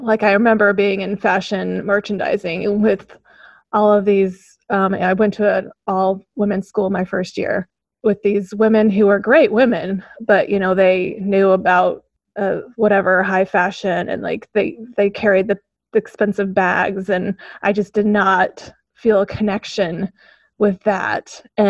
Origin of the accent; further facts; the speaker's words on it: Omaha, Nebraska, United States; also born or lived in Oregon; I was born in Oregon. My mom's from the West Coast, but then I spent most of my upbringing around Omaha.